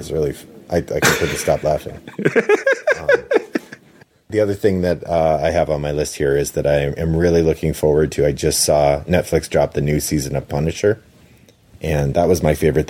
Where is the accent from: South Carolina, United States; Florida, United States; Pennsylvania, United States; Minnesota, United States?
Minnesota, United States; I grew up in Minnesota. I know how to rock the accent